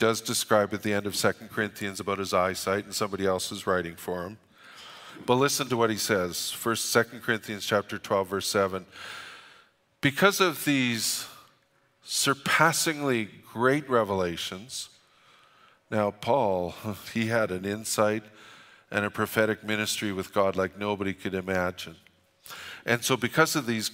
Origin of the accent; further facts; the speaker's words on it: Alberta, Canada; We're from Alberta